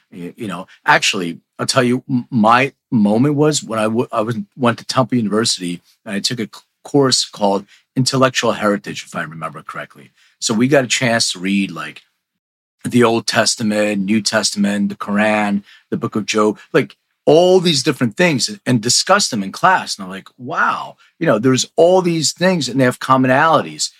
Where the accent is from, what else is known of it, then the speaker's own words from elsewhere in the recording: Philadelphia, Pennsylvania, United States; now in Los Angeles, United States; I grew up in Philly too, even though I, I'm in LA now